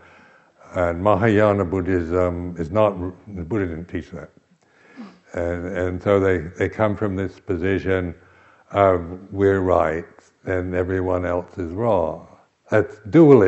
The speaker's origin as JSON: {"language": "English", "town": "Seattle", "region": "Washington", "country": "United States", "tie": "born or raised there", "said": "I was brought up in the Episcopal Church, but it was very high church, you know, very, it was called Anglo-Catholic. So it was the only one in Seattle"}